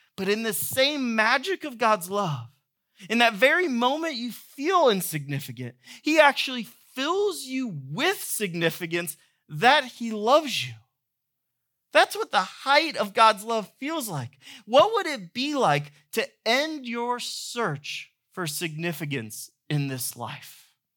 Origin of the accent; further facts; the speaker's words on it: Georgia, United States; moved away; I grew up in Georgia